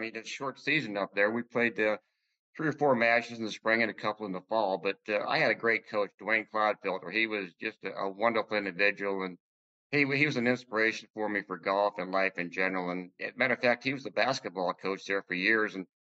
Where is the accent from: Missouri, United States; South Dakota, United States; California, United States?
South Dakota, United States; Huron; moved away as an adult; also born or lived in Lexington, Virginia; I grew up in Huron, South Dakota. And from there, I went to the University of South Dakota. But I grew up first 23 years. I grew up in Huron, South Dakota.